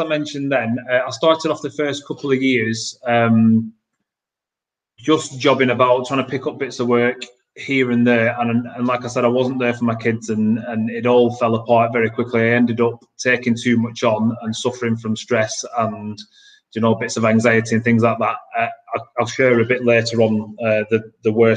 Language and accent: English; Blackburn, North West England, United Kingdom; I'm from Blackburn near Manchester.